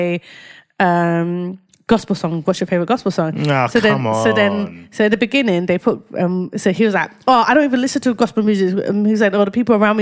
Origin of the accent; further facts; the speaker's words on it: London, United Kingdom; I grew up in Whitechapel